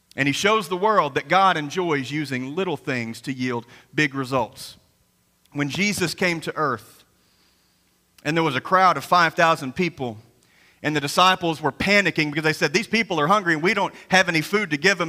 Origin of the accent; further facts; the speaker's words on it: Graves County, Kentucky, United States; coming from a Graves County boy like myself